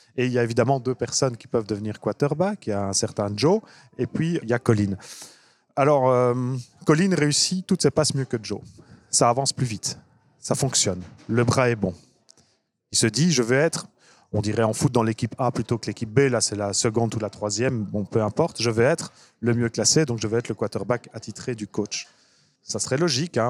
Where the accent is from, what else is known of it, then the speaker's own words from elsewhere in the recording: Brussels, Brussels-Capital Region, Belgium; je suis bruxellois à la base